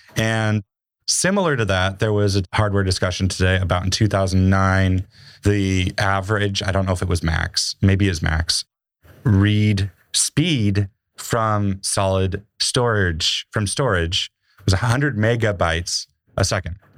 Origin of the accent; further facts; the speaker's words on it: Montana, United States; moved away; I grew up in Montana